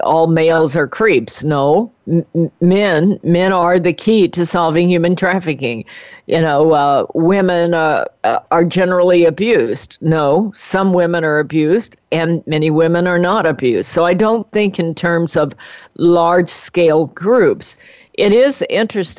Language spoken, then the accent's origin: English; United States; I was born in America. I've had the good life of America.